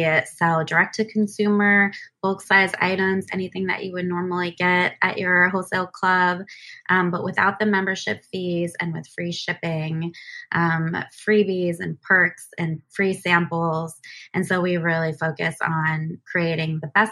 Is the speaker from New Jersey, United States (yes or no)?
yes; New Jersey, United States; moved away as an adult; also born or lived in Seattle; I moved back to the East Coast where I'm originally from. I grew up in New Jersey